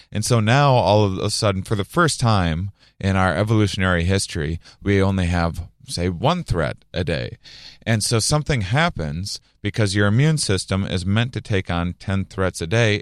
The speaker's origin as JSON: {"language": "English", "area": "a little town outside of La Crosse", "region": "Wisconsin", "country": "United States", "tie": "born or raised there", "said": "my hometown, a little, little town outside of La Crosse, Wisconsin, on the border of Minnesota and Iowa"}